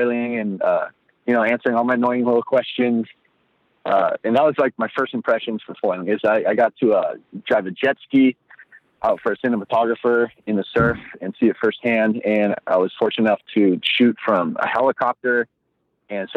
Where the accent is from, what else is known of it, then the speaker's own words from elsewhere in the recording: Hawaii, United States; moved away as an adult; also born or lived in Costa Rica / Kauai; I grew up in Hawaii, moved down to Costa Rica, like I said, for about 10 years.